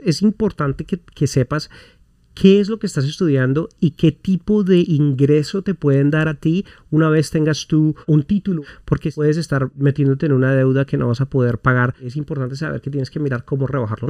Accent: Colombia; moved away as an adult; now in United States; yo vengo de Colombia, un país en donde realmente la temperatura varía pero muy poco.

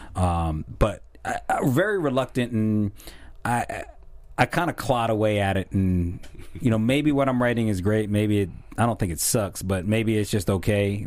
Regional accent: Philadelphia, Pennsylvania, United States; also born or lived in South Jersey; my hometown is Philly and South Jersey

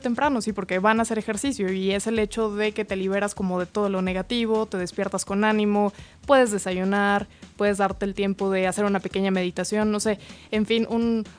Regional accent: Mexico; como mexicanos

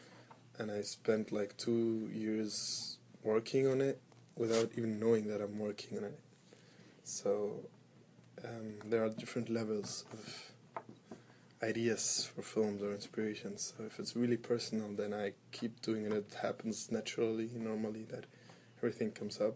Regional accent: Egypt; moved away as an adult; also born or lived in Germany; now in Berlin, Germany; I am half German, half Egyptian. I was born in Germany, grown up in Egypt.

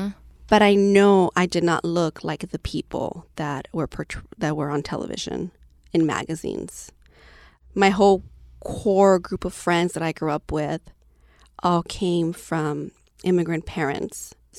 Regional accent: Lynwood, California, United States; What's it like? Oh, it's a very small city, black and brown folks only. If you see a white person, you have to ask, what are they doing here?

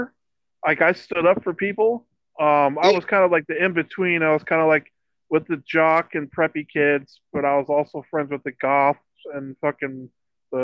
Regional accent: Iowa, United States; I'm from Iowa

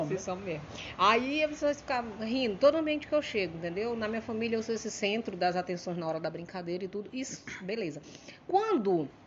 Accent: São Luís, Maranhão, Brazil; also born or lived in Matinha; Só que eu só nasci lá, pô. Com cinco meses, mamãe me trouxe pra cá, num corpo.

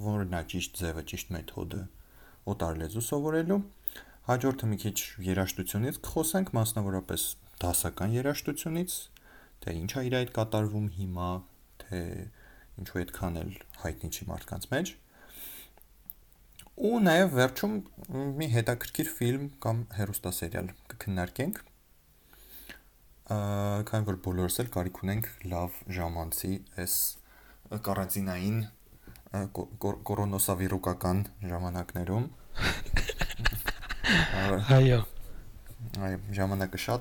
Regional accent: Armenia; Ես ծնվել մեծացել եմ Հայաստանում։

